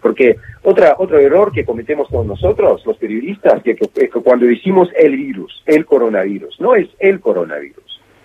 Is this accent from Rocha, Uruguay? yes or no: no; Montevideo, Uruguay; now in Moscow, Russia; crecí en Montevideo